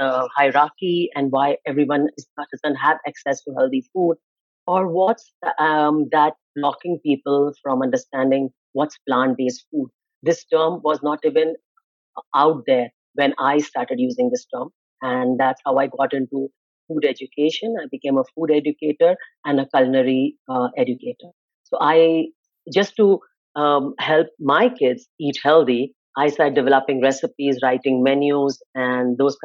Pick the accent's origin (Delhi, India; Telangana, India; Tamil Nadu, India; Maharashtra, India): Maharashtra, India; Mumbai; moved away as an adult; now in Canada; I'm born and brought up in India. I'm a metro city girl. I'm from Mumbai. When I was growing up there, it was called Bombay